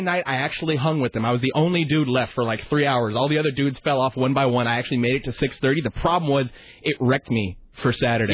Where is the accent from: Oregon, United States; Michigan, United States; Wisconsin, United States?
Oregon, United States; Portland; also born or lived in Salem, Oregon; My hometown's Portland. I was born in Portland.